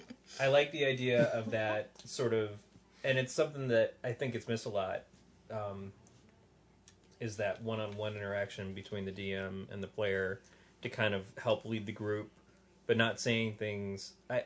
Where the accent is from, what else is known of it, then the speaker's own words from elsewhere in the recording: Detroit, Michigan, United States; I'm from Detroit.